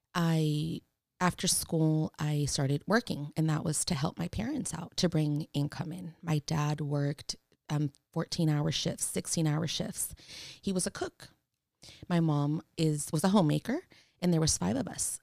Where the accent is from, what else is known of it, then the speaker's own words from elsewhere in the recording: San Francisco, California, United States; I am born and raised in San Francisco, Mission District